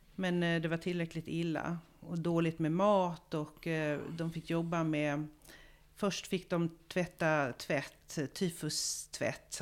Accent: Malmö, Skåne, Sweden; moved away as an adult; also born or lived in Israel; Jag kommer från Malmö. Och jag är uppvuxen där

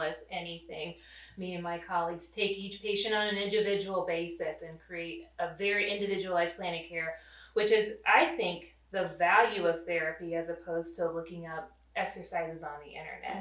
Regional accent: Rolla, Missouri, United States; also born or lived in St. Louis; I grew up in Rolla, so I'm a hometown girl

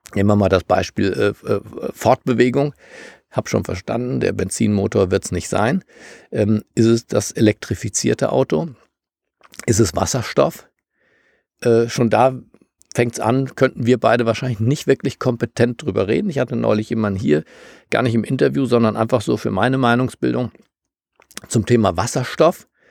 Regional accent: Germany; für mich als Deutscher

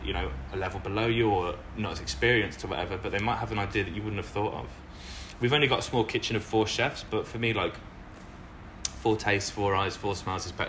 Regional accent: Lichfield, West Midlands, United Kingdom; moved away as an adult; now in Melbourne, Australia; I grew up just outside of Birmingham in the UK in a little city called Lichfield

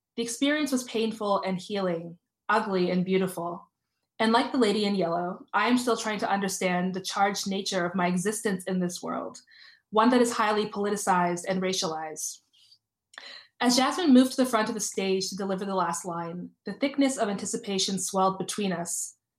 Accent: Toronto, Ontario, Canada; I grew up in Toronto. I grew up, uh, I uh, went to school in North York.

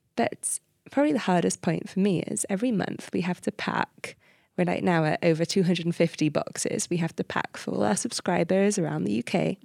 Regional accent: Cardiff, Wales, United Kingdom; I come from Cardiff, and the area where I live in just doesn't have enough trees

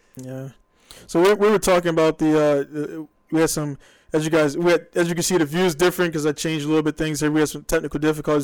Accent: Baltimore, Maryland, United States; I'm from Baltimore.

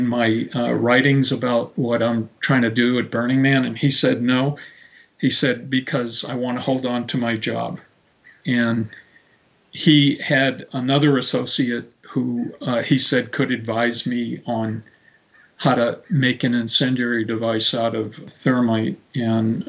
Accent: Marin County, California, United States; my hometown, which is, you know, in Marin County

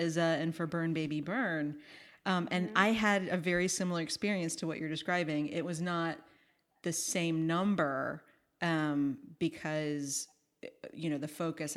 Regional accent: the American South, United States; And I grew up in the American South. Like I've been in this American Southeast my pretty much my whole life

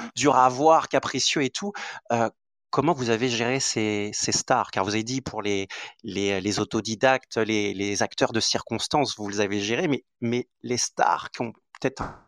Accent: French Guiana; je suis originaire de la Guyane.

